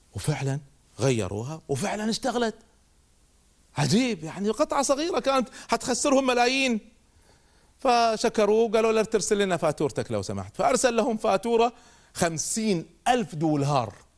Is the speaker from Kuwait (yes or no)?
yes; Kuwait; عندنا في الكويت